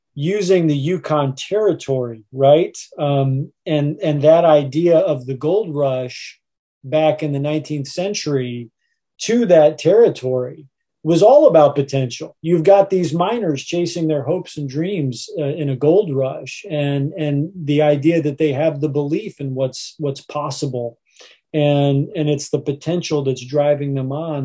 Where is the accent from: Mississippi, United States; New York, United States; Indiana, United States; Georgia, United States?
Indiana, United States; Indianapolis; growing up in Indianapolis, and in particular, uh, in the area of town we refer to as Broad Ripple Village